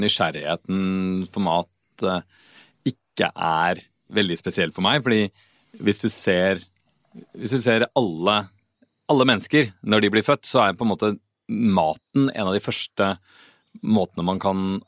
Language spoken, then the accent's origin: Norwegian; Oslo, Norway; Jeg kom fra Oslo, så jeg pleide å gå i Frognerparken på høsten